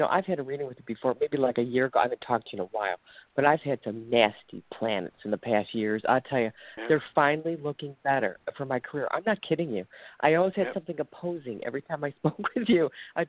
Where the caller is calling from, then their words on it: Ohio, United States; I'm calling from Ohio.